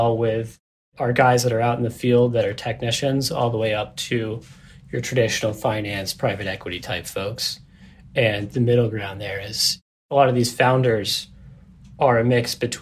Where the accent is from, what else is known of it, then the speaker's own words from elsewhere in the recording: Boston, Massachusetts, United States; I grew up in the Boston area